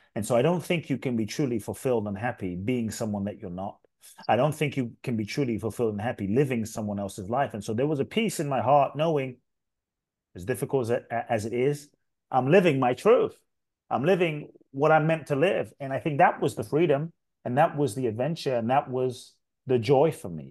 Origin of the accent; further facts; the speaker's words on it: London, United Kingdom; moved away as an adult; also born or lived in Ghana; I grew up in London, uh, till I was eighteen. South London, Peckham, Brixton, Dulwich.